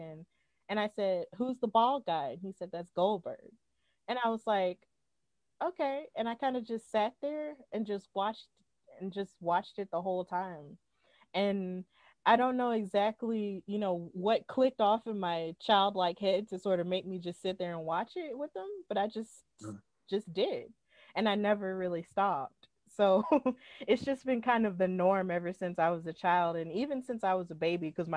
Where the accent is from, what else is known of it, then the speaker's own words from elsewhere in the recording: Alabama, United States; I was born in Alabama, like, I'm an American.